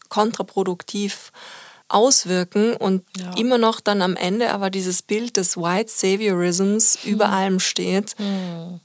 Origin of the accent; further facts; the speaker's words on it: Austria; now in Germany; als Österreicherin